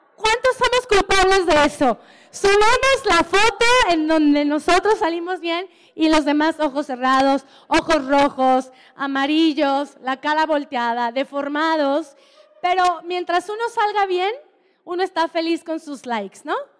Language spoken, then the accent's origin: Spanish; Oaxaca, Mexico; moved away; Y me encanta ser mexicana, amo ser mexicana y amo ser oaxaqueña. Soy oaxaqueña.